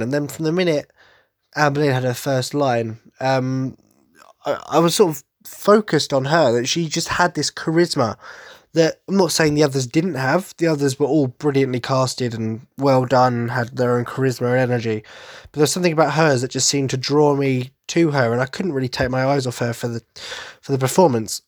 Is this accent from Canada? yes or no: no; Essex, East of England, United Kingdom; accent: Cockney twang; I'm from Essex, so I suppose the Cockney twang is very much apparent